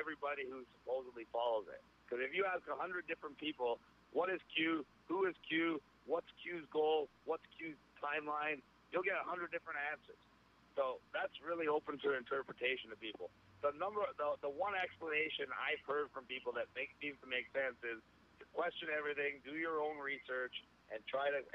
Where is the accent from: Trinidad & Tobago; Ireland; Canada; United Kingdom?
Canada; Ontario; I couldn't speak anywhere in my home state of Ontario